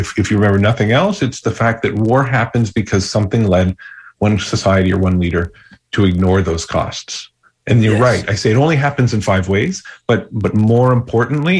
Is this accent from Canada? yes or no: yes; Canada; also born or lived in Kenya / Ghana; now in United States; I grew up in Canada before becoming an American